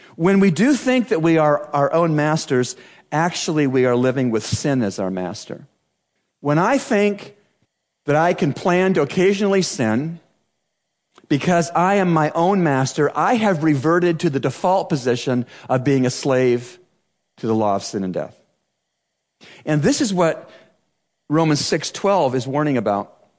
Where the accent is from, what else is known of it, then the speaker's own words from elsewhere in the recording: Canada; growing up in Canada